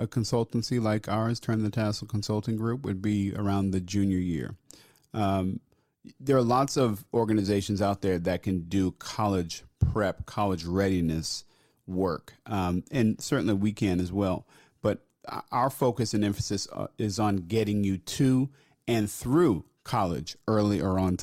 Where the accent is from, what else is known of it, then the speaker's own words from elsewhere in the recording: New Jersey, United States; moved away as an adult; also born or lived in Philadelphia; I left my home state of New Jersey